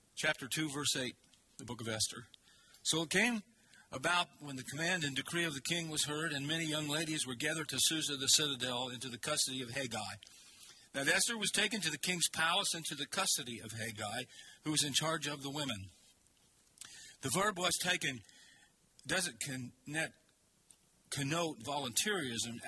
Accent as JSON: {"language": "English", "country": "United States", "said": "We as American people"}